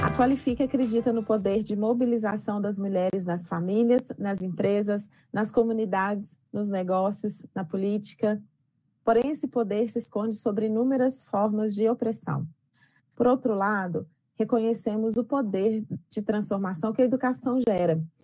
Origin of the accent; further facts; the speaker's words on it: Belo Horizonte, Minas Gerais, Brazil; eu nasci e moro em Belo Horizonte